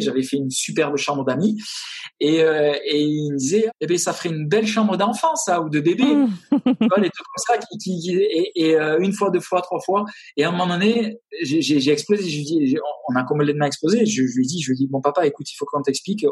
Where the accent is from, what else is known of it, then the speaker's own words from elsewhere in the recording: half Landes, half Basque Country, Nouvelle-Aquitaine, France; moved away as an adult; now in Austin, United States; je suis originaire du sud-ouest, euh, à moitié les Landes, à moitié le Pays Basque